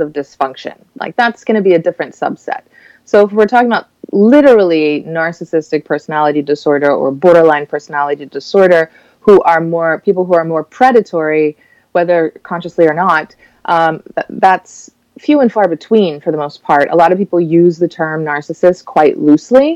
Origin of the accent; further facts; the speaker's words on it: Cayman Islands; moved away as an adult; now in Miami, United States; I'm from the Cayman Islands